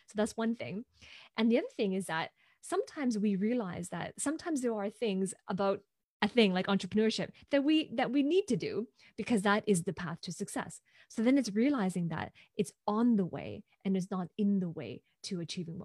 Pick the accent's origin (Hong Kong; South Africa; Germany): Hong Kong; moved away as an adult; now in Vancouver, Canada; I'm originally from Hong Kong, and I'm currently based in Vancouver, Canada, where I have been living for the past 15 years.